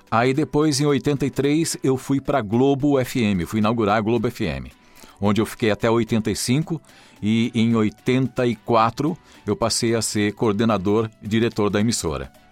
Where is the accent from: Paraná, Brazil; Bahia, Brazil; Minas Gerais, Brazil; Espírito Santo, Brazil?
Paraná, Brazil; Rolândia; moved away as an adult; now in São Paulo, Brazil; Na verdade, eu sou de Rolândia, no Paraná, e depois eu fui para Paranavaí e morei lá até meus 20, 21 anos e vim para São Paulo.